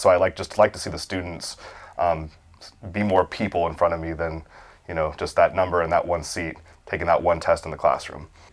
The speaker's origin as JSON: {"language": "English", "area": "Okaloosa County", "region": "Florida", "country": "United States", "tie": "born or raised there", "said": "born and raised in Okaloosa County"}